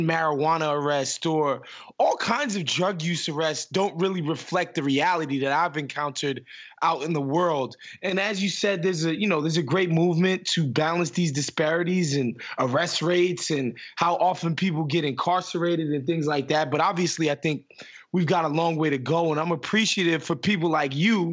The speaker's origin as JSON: {"language": "English", "town": "New York City", "region": "New York", "country": "United States", "said": "because I'm from Queens"}